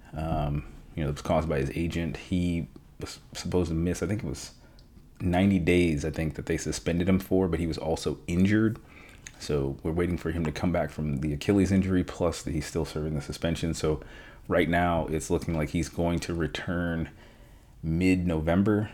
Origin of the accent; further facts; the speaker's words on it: Schenectady, New York, United States; moved away; I grew up in Schenectady. Um, went to high school in Schenectady